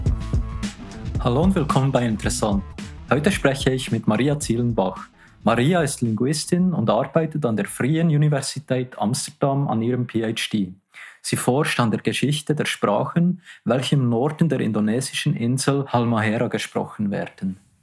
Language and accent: German; Switzerland; accent: strong Swiss dialect; mein starker Schweizer Dialekt